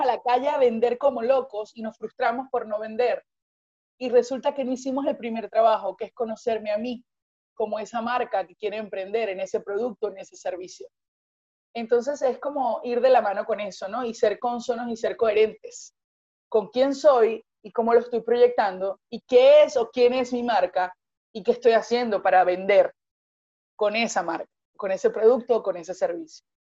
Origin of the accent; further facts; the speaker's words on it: Venezuela; yo soy venezolana